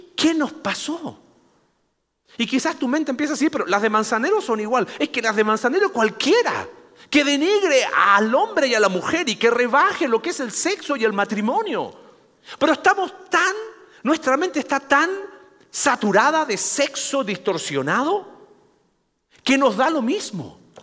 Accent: Mexico; Somos mexicanos

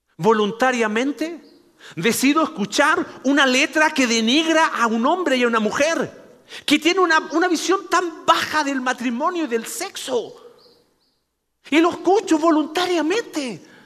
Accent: Mexico; Somos mexicanos

